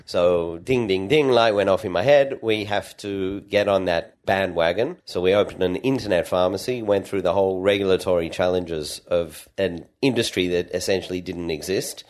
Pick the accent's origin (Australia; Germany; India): Australia; Sydney, New South Wales; moved away as an adult; also born or lived in Perth, Australia; now in Israel; I grew up in Australia